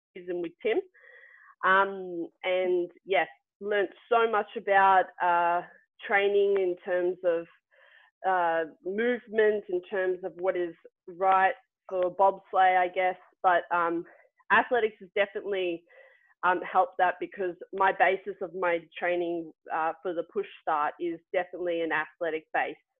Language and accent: English; Melbourne, Victoria, Australia; now in Wiesbaden, Germany; I'm from Melbourne